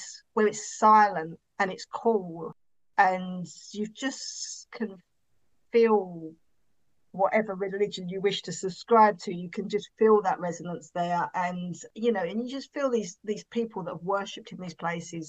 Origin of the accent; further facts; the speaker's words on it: Essex, East of England, United Kingdom; I'm from Essex and we say things in strange ways.